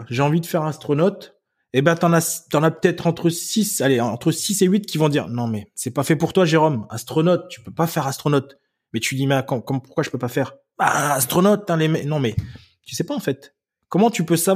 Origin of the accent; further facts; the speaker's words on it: Germany; j'habitais en Allemagne et j'étais, euh, j'ai grandi en Allemagne et la, la, ville française où j'étais la plus proche, c'était Forbach, Metz, tout ça.